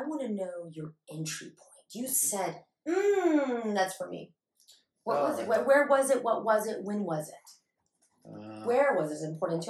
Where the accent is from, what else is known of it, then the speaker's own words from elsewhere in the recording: United States; I'm an American.